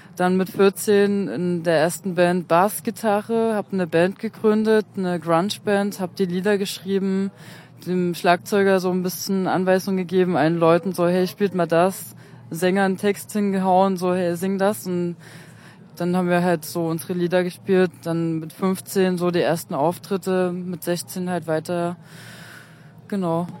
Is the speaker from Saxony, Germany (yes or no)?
yes; Freiberg, Saxony, Germany; ich komme aus Freiberg, also genauer gesagt von einem Dorf bei Freiberg